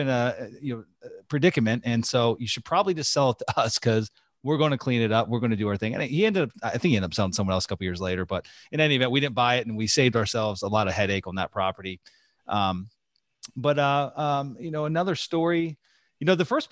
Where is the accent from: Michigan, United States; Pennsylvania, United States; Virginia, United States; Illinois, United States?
Pennsylvania, United States; moved away; There was a park in Pennsylvania, actually my hometown